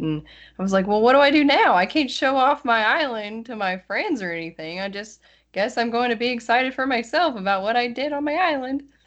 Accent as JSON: {"language": "English", "region": "West Tennessee", "country": "United States", "also_born_or_lived": "Nashville", "accent": "Southern", "said": "I'm actually from West Tennessee, and that's like right next to Missouri and Arkansas"}